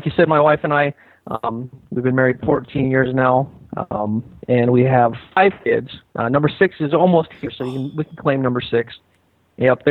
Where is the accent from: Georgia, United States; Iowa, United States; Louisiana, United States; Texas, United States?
Iowa, United States; North Central; I grew up in North Central Iowa